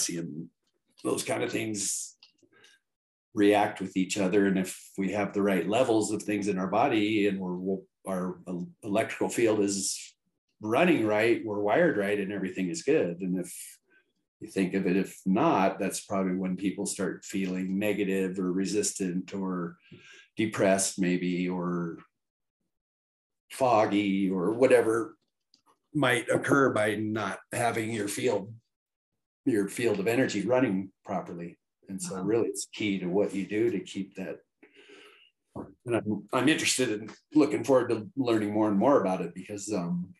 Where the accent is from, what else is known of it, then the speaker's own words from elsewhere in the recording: Evergreen, Colorado, United States; born and raised in Evergreen, Colorado